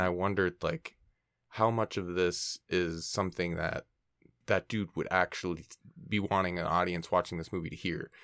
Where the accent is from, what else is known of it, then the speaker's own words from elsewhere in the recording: Minnesota, United States; now in California, United States; we're, we're both from Minnesota and I'm in California right now